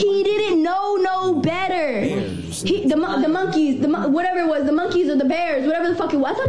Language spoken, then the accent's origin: English; Florida, United States; I was fucking 13. Where I grew up in Florida, I ain't know no better.